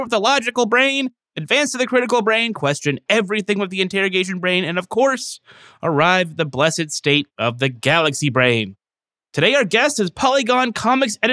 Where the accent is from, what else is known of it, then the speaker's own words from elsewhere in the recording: Merced, California, United States; my hometown of Merced